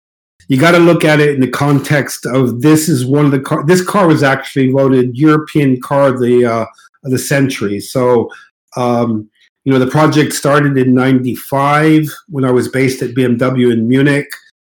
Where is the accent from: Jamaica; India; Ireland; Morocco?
Morocco; Casablanca, Casablanca-Settat; accent: mid U.S.; I grew up, born and raised in Morocco, Casablanca, Morocco.